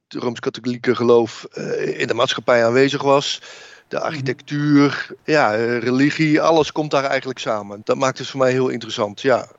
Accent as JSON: {"language": "Dutch", "town": "Oudenbosch", "region": "North Brabant", "country": "Netherlands", "tie": "born or raised there", "said": "ik ben opgegroeid in Oudenbos westelijke eh, Brabant"}